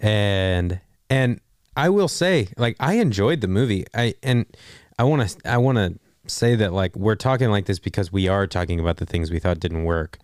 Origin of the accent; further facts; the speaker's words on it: Texas, United States; I'm from Texas